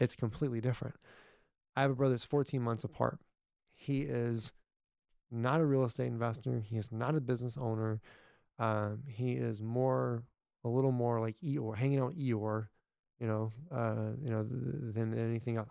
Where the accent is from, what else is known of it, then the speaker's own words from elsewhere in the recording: Irving, Texas, United States; my granddad, we grew up in Ir, m, Irving, and they had a farm